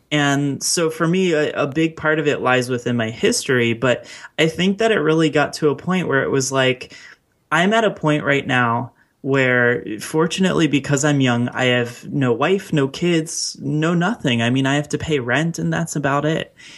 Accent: Baltimore, Maryland, United States; my hometown of Baltimore

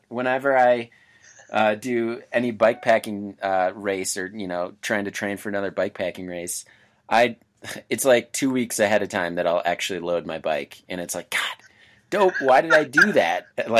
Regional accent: Colorado, United States; I'm from Colorado

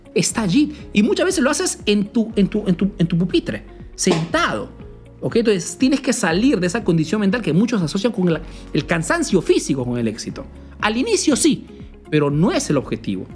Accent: Peru; now in Italy; soy un emprendedor peruano que vive, hace negocios en Italia

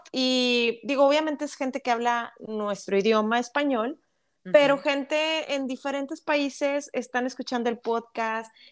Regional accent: Monterrey, Nuevo León, Mexico; No, y mira, realmente te soy franca y digo, como buena regia, tú sabes que los regios somos muy directos

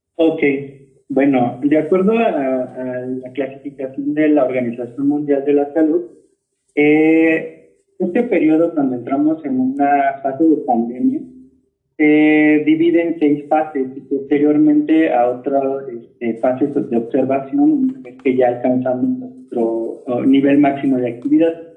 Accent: Mexico; como mexicanos

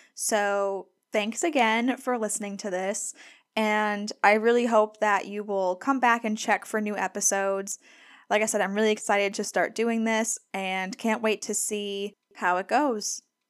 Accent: Scranton, Pennsylvania, United States; moved away as an adult; also born or lived in Gainesville, Florida / Durham, North Carolina; now in Vicksburg, United States; I grew up in Scranton, Pennsylvania

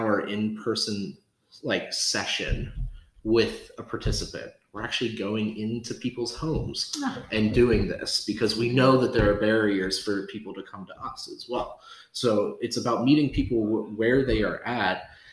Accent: Pittsburgh region, Pennsylvania, United States; after I graduated from college, moved back to the Pittsburgh region

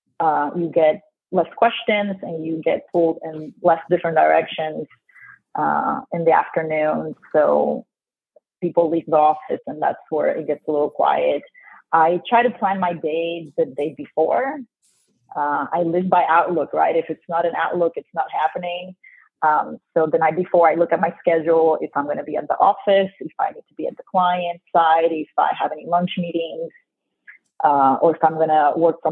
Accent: Ponce, Puerto Rico; first language Spanish; English is a second language; moved away as an adult; also born or lived in Bowling Green, Ohio; now in Dallas, United States; I was born and raised in Ponce, Puerto Rico

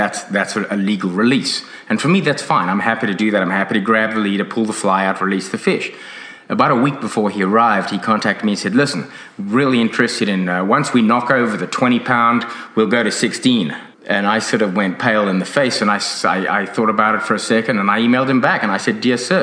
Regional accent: South Africa; now in Australia; When I grew up in South Africa

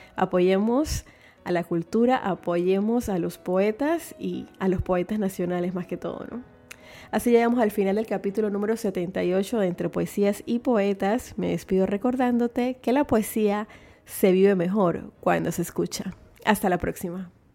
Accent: Panama; como panameña con sentido común que todos los días se levanta a trabajar por su familia y por su patria

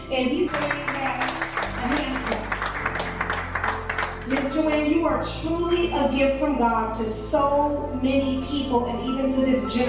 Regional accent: San Diego, California, United States; moved away as an adult; now in Atlanta, United States; I'm originally from San Diego, California. I moved to Atlanta, Georgia, 9 years ago

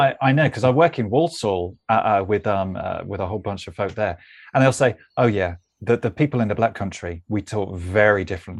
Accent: Melbourne, Victoria, Australia; You know, from, I mean, you say, as you can tell, from I'm from Melbourne.

